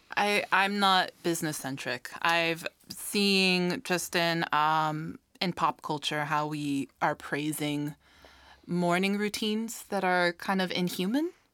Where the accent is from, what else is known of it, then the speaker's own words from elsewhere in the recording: United States; now in Iceland; growing up in the States